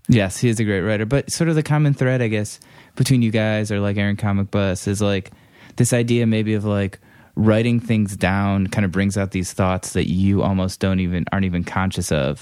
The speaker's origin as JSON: {"language": "English", "town": "Cleveland", "region": "Ohio", "country": "United States", "moved": "yes", "said": "I'm actually from Cleveland originally"}